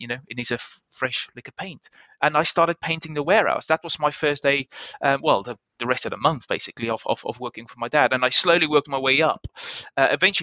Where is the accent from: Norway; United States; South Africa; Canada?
South Africa; moved away as an adult; as a South African part of the Commonwealth